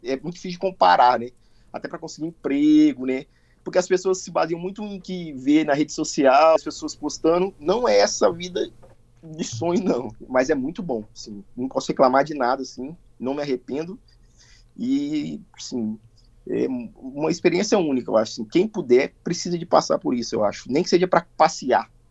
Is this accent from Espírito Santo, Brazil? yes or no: yes; Colatina, Espírito Santo, Brazil; moved away as an adult; also born or lived in Vitória, Brazil / São Paulo, Brazil; now in Clermont-Ferrand, France; Eu sou de Colatina. Mas eu já morei em Vitória também